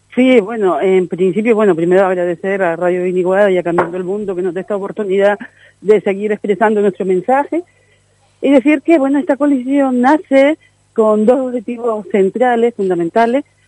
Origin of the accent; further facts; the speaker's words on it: Canary Islands, Spain; una voz del pueblo canadiense en el Parlamento Europeo que expresara lo que nosotros pensábamos y sentíamos